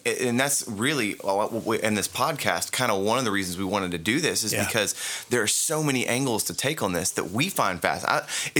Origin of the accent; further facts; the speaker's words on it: Central Florida, United States; growing up in Central Florida